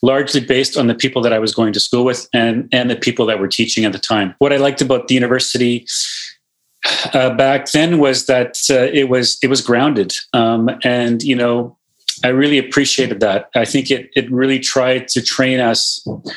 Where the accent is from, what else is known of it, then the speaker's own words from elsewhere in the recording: Winnipeg, Manitoba, Canada; moved away as an adult; now in Northern Canada; I grew up in Winnipeg, I grew up in Manitoba